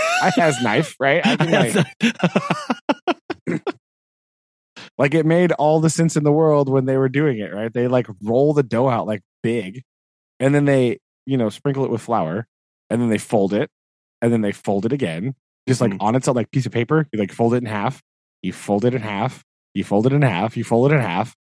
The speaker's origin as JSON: {"language": "English", "country": "United States", "said": "me being an American"}